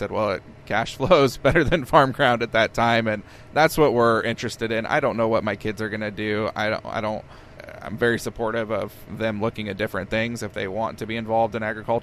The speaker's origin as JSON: {"language": "English", "town": "Peoria", "region": "Illinois", "country": "United States", "tie": "born or raised there", "moved": "as an adult", "lives_now": "Monmouth, United States", "said": "I grew up in Peoria"}